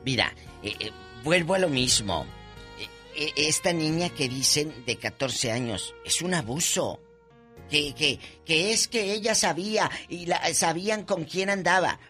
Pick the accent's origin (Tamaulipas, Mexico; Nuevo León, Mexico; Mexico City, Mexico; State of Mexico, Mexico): Tamaulipas, Mexico; Matamoros; mi Matamoros del alma